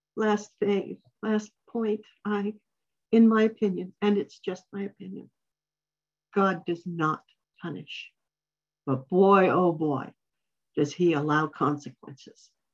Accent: New Mexico, United States; I grew up in New Mexico where these things happen

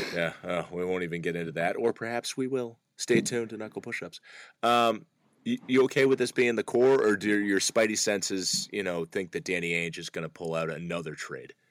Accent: Cape Cod, Massachusetts, United States; moved away; I would be living there right now with my wife and child

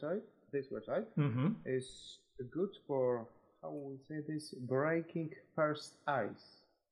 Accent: Poland; English is a second language; I'm from Poland.

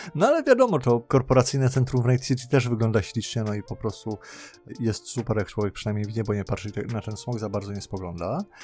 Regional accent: Poland; W Polsce się urodziłem

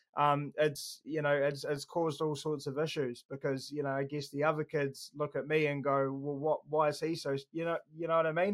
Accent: Christchurch, Canterbury, New Zealand; I was born in Christchurch, um, Burwood Hospital.

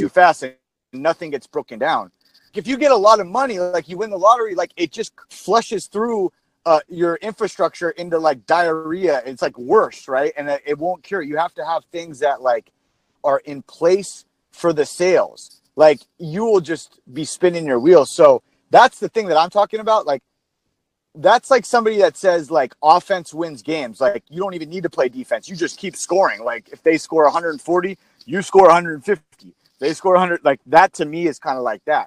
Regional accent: San Diego, California, United States; Born and raised in San Diego

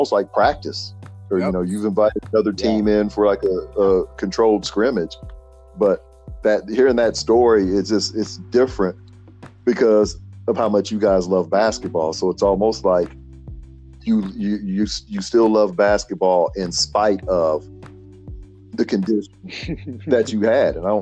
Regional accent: Carrier Mills, Illinois, United States; growing up in Carrier Mills

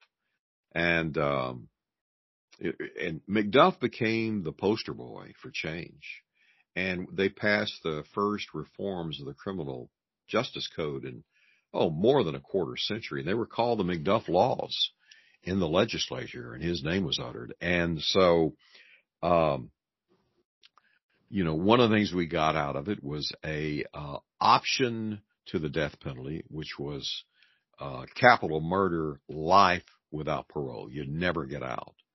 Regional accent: Texas, United States; I'm from Texas, it's Dallas

